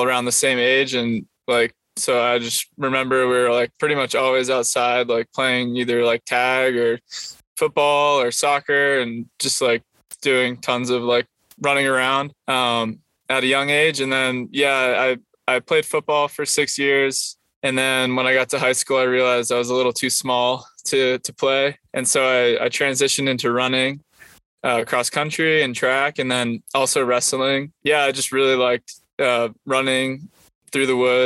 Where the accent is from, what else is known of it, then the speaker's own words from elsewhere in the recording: Rhode Island, United States; moved away as an adult; also born or lived in Prescott, Arizona; now in California, United States; I was born in Rhode Island, and that's where I grew up